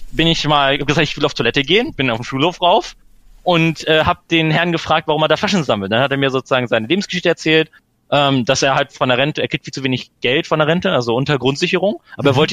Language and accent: German; Hanover, Lower Saxony, Germany; Ich, also ich komme aus Hannover.